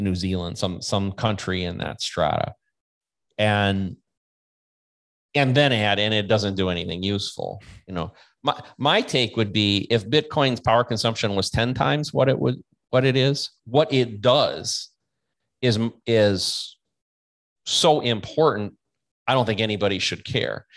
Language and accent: English; United States; I'm American